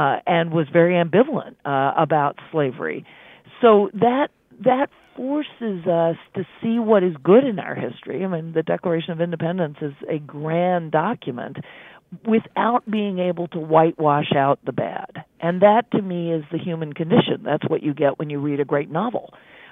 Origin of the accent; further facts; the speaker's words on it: Charlottesville, Virginia, United States; I grew up in Charlottesville, home of Thomas Jefferson